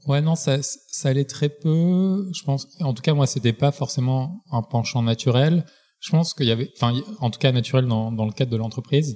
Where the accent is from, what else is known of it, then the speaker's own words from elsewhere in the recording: Marseille, Provence-Alpes-Côte d'Azur, France; je viens de Marseille, grandi